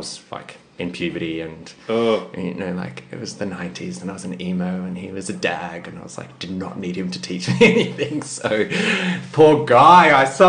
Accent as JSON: {"language": "English", "town": "Frankston", "region": "Victoria", "country": "Australia", "tie": "born or raised there", "moved": "yes", "lives_now": "Sydney, Australia", "said": "No, I grew up in Frankston in Melbourne."}